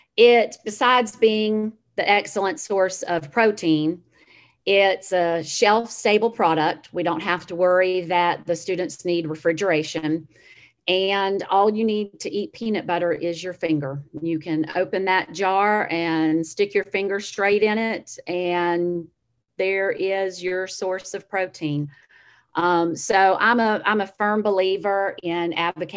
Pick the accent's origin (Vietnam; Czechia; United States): United States; Citrus County, Florida; also born or lived in Levy County, Florida; Our farm is in Levy County, but I grew up in Citrus County, still have family here.